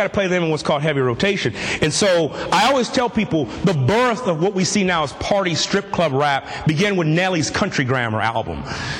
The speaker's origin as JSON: {"language": "English", "region": "California", "country": "United States", "said": "I'm from the Bay Area, so 106.1 KMEL."}